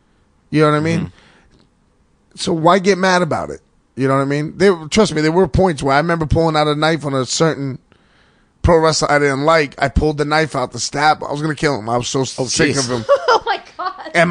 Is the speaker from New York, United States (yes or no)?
yes; New York City, New York, United States; Grew up in an all Irish neighborhood in the Bronx